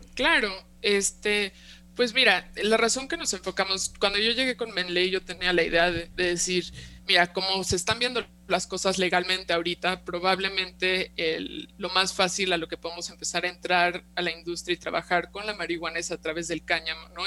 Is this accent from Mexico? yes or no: yes; Mexico; also born or lived in California, United States; yo soy nacida y crecida aquí en México